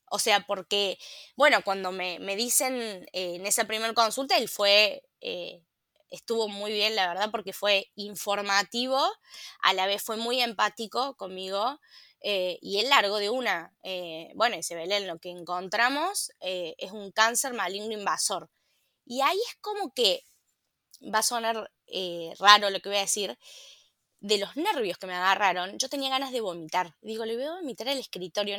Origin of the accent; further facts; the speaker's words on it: La Calera, Córdoba, Argentina; yo soy una ciudadana de la ciudad de La Calera